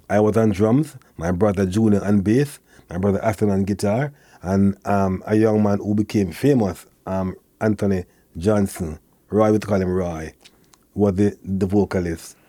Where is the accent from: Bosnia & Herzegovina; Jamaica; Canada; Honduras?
Jamaica; Kingston; born or raised there